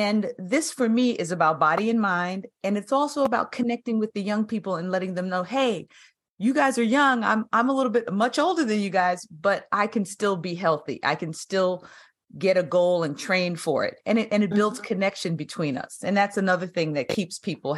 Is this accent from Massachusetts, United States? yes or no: no; New York, United States; we're both from New York. I'm from the Bronx